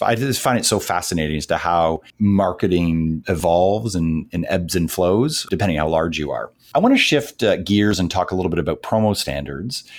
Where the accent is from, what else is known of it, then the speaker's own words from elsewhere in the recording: Canada; being from uh, Canada and a very and a very proud Canadian